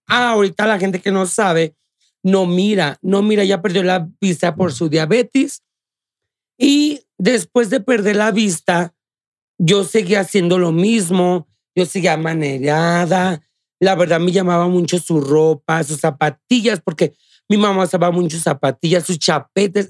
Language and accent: Spanish; Guanajuato, Mexico; born or raised there